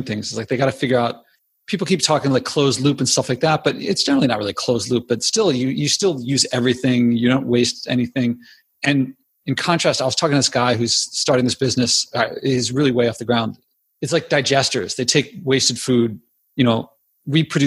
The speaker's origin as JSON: {"language": "English", "town": "Philadelphia", "region": "Pennsylvania", "country": "United States", "tie": "born or raised there", "said": "when I was a kid growing up in Philadelphia, I grew up inside the city"}